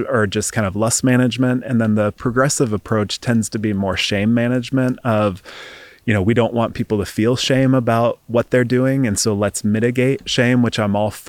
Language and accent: English; East Coast, United States; moved away as an adult; also born or lived in Seattle, Washington; I grew up in the East Coast and then moved out to Seattle, Washington for grad school.